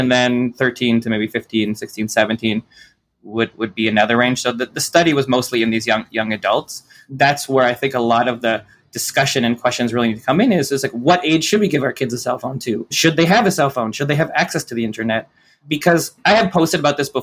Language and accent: English; Toronto, Ontario, Canada; I grew up in Toronto